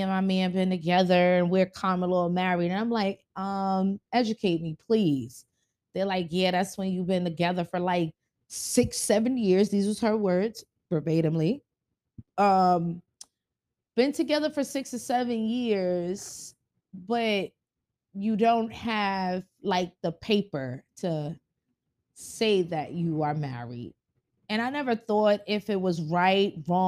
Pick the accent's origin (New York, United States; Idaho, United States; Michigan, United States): New York, United States; New York City; we grew up in Bronx, New York.